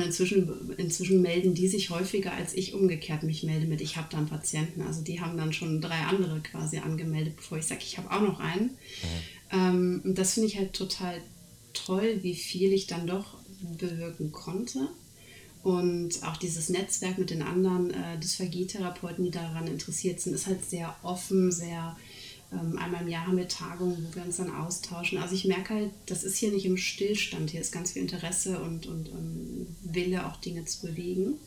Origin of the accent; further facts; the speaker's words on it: Germany; moved away as an adult; also born or lived in Netherlands; now in Norway; weil ich bin ja in dem System groß geworden